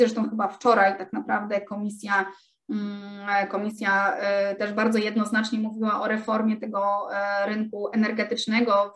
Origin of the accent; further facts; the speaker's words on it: Gdańsk, Pomeranian Voivodeship, Poland; jestem z Gdańska